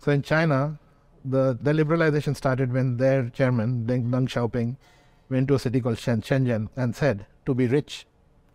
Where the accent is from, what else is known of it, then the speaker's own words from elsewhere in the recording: Delhi, India; moved away as an adult; also born or lived in Beijing / Gurgaon; I come from Delhi.